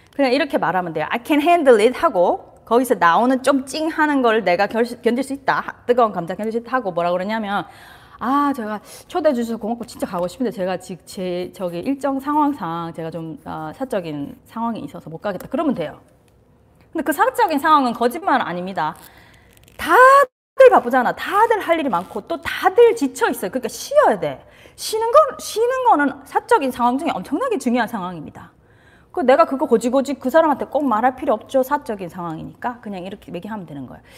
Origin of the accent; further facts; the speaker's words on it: South Korea; 저도 한국에서 자라서